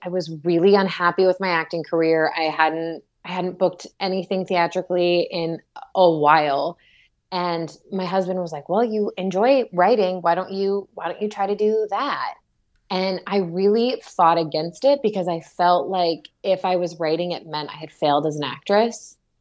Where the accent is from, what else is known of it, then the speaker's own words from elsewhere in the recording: Orlando, Florida, United States; also born or lived in Atlanta; now in Los Angeles, United States; I grew up in Orlando, and my parents still live in the same neighborhood that I grew up